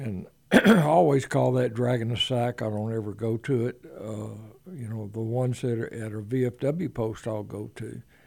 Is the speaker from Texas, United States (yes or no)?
yes; Conroe, Texas, United States; I was born and raised here in Conroe